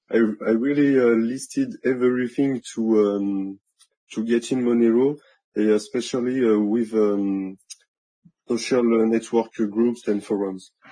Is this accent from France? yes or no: yes; France; accent: French; English is a second language; we are French